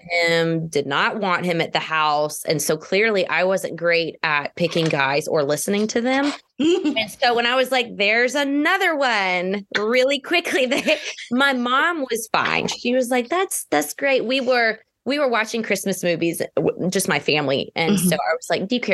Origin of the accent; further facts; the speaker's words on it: Georgia, United States; I am from Georgia.